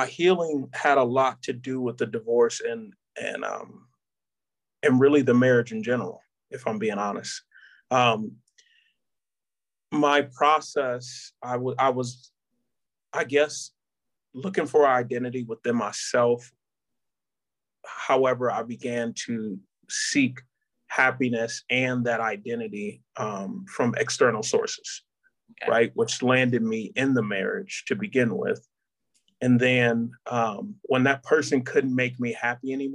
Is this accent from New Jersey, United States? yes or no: no; Detroit, Michigan, United States; moved away as an adult; I'm from Detroit, Michigan. Really came from a two-parent household.